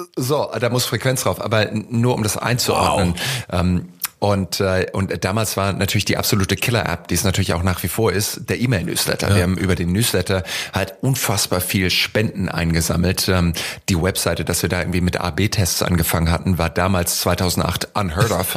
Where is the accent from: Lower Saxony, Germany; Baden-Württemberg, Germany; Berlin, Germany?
Baden-Württemberg, Germany; Heidelberg; Ich bin in Heidelberg aufgewachsen